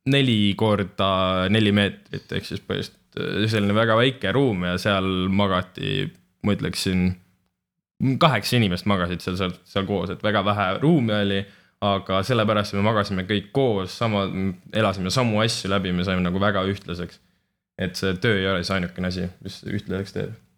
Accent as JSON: {"language": "Estonian", "country": "Estonia", "said": "me oleme ikkagi eestlased"}